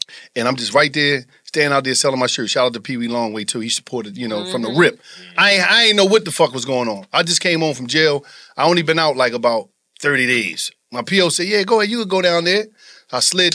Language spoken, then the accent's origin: English; Atlanta, Georgia, United States; Ho, I'm not, it ain't no gang or none of that. But I'm from Peter Street in Atlanta.